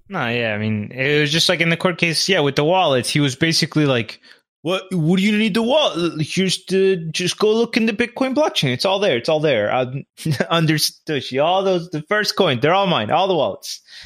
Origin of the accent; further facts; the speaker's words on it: Bogota, Colombia; moved away; I am from Bogota too